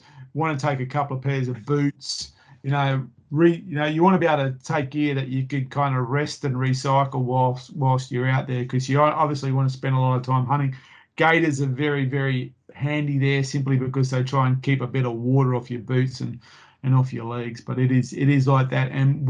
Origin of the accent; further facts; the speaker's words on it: Queensland, Australia; So, you know, as a Queenslander, you're going to be thermally challenged there.